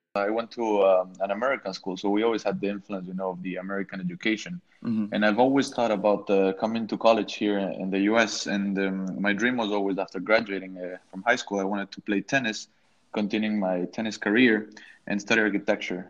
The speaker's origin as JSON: {"language": "English", "country": "Ecuador", "moved": "yes", "lives_now": "Miami, United States", "said": "I come from uh, Ecuador"}